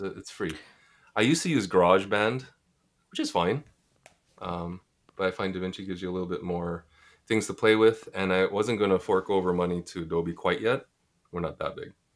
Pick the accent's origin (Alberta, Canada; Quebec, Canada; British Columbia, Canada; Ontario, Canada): Quebec, Canada; Montreal; moved away as an adult; now in Toronto, Canada; I'm from Montreal, so sadly my French should be better.